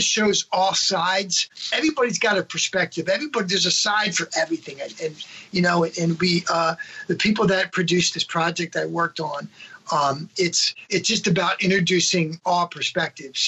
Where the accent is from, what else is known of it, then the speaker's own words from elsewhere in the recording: Maryland, United States; moved away; back where I grew up in Maryland